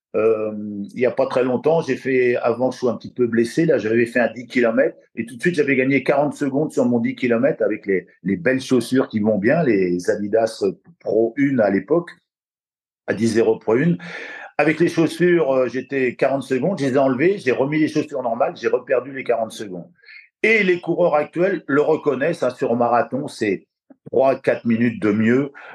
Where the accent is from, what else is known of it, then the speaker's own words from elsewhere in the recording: La Flèche, Pays de la Loire, France; also born or lived in Le Mans; je suis de la Flèche, du Sud-Sarthe. Après, je suis venu sur Le Mans